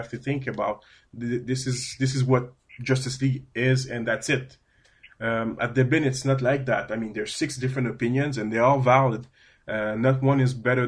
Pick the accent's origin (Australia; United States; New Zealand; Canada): Canada; accent: French-Canadian; my French-Canadian accent. Yes, I'm a Canadian. I speak French